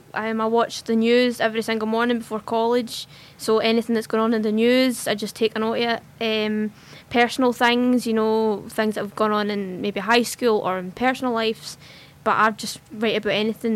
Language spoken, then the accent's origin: English; Hamilton, Scotland, United Kingdom; also born or lived in Kintyre; Yeah, I'm originally from Kintyre in the West Coast, but with college I've recently moved back to Hamilton, which is where I'm originally from.